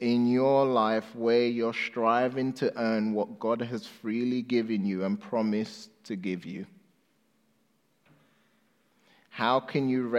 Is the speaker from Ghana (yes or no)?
yes; Ghana; I was born in Ghana, West Africa. When I was 2 years old, my mom left Ghana because she got a visa to the UK and moved there. And so I was left with my grandma.